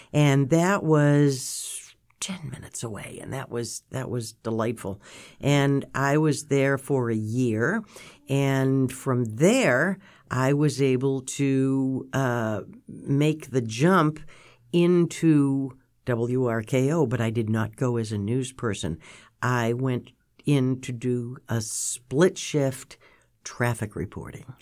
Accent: Milton, Massachusetts, United States; I was from Milton

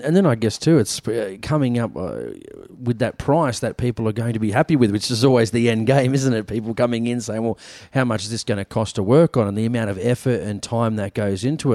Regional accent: New South Wales, Australia; in my home state

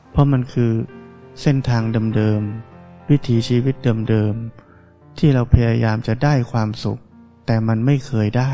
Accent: Thailand; เราได้เกิดมาในประเทศไทยนี้

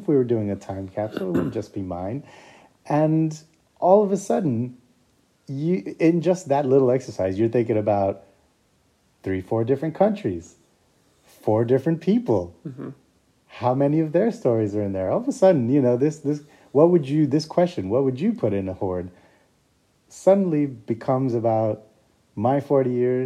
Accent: Puerto Rico; now in Scotland, United Kingdom; I'm also a migrant. I was born in Puerto Rico.

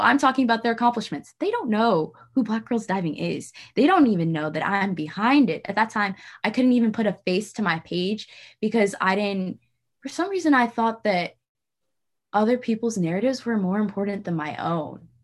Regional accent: St. Louis, Missouri, United States; I was born and raised in Saint Louis, Missouri

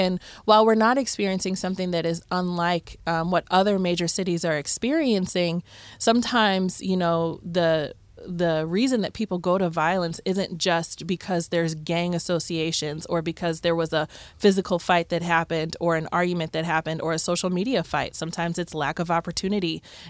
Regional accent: Cleveland, Ohio, United States; moved away as an adult; now in Toledo, United States; I moved to Toledo as an adult. I'm from the Cleveland area.

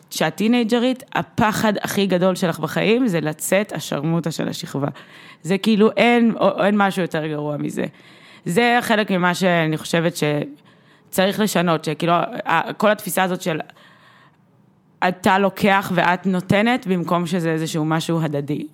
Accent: Russia; אני, אני, אני גם רוסייה ואני יכולה להתמודד עם ה...

